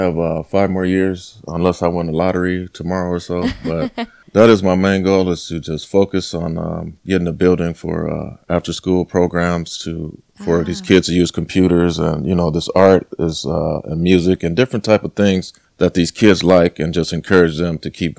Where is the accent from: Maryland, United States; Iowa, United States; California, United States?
California, United States; Los Angeles; I've come from, I'm from South Central LA, and a lot of my friends, you know, we weren't supposed to make it past 18. I'm 43 years old